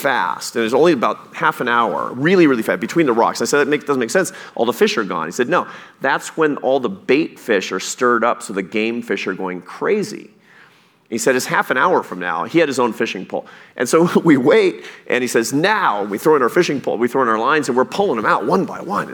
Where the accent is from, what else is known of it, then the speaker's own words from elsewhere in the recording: Pacific Northwest, United States; when I was a kid, I grew up in the Pacific Northwest, and I used to fish sometimes off the rocks on the Oregon coast.